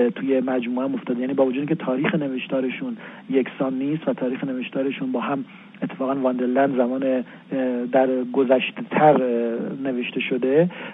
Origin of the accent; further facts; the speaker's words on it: Kermanshah, Kermanshah Province, Iran; now in Tehran, Iran; من کرمانشاهی هستم و طبیعتا به عنوان جایی که در اونجا بزرگ شدم